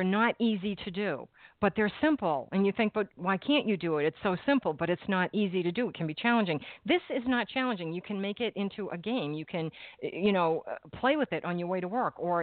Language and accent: English; Massachusetts, United States; moved away; I am from Massachusetts, and I lived there at the time